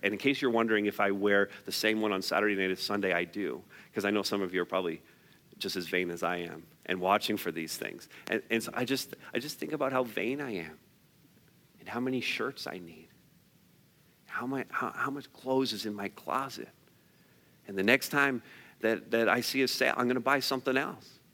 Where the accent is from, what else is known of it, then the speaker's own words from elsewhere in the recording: Canada; because we're Canadian